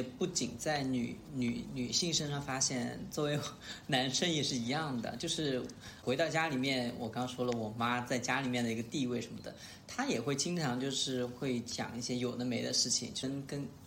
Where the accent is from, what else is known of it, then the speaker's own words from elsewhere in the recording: Sichuan, China; 我是四川人